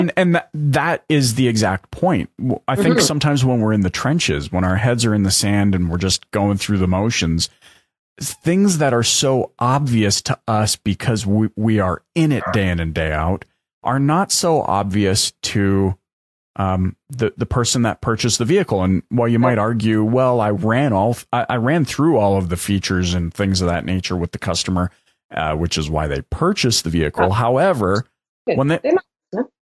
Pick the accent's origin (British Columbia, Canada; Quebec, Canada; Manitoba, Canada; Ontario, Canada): British Columbia, Canada; moved away as an adult; now in Alberta, Canada; growing up in British Columbia